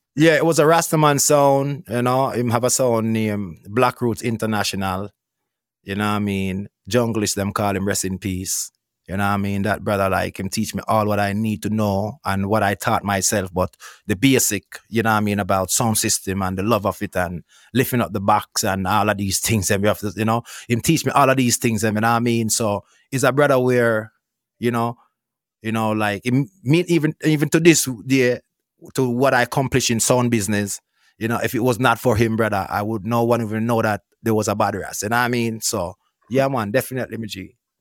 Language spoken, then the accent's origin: English; Petersfield, Westmoreland, Jamaica; I born and grew up in Westmoreland, you know what I mean? Westmoreland, Jamaica, Petersfield